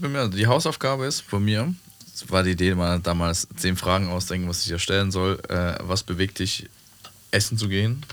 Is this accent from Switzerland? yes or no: yes; Switzerland; Das ist da, wo ich herkomme in der Schweiz.